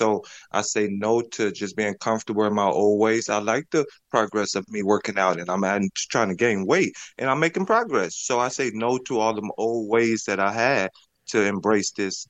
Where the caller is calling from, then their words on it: Chicago, Illinois, United States; I'm in Chicago.